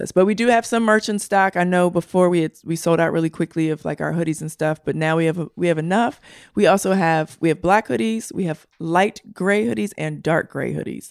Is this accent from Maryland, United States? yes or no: yes; Baltimore, Maryland, United States; I'm from Baltimore